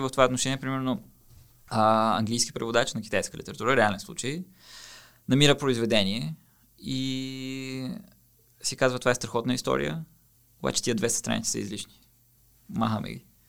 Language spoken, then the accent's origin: Bulgarian; Bulgaria; аз съм българин, който превеждам от китайски